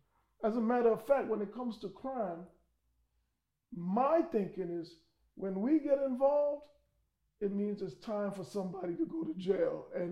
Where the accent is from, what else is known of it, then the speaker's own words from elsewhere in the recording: New York, United States; I'm from New York.